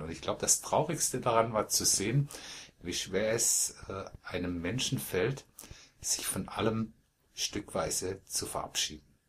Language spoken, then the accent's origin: German; Malsch, Baden-Württemberg, Germany; ich wohne in dem Dorf, in dem ich geboren wurde. Ich komme aus Malsch, südlich von Karlsruhe.